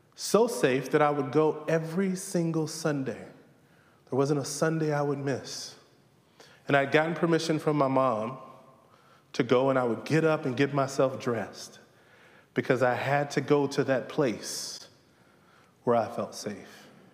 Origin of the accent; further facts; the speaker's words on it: Southern Virginia, United States; Growing up in Southern Virginia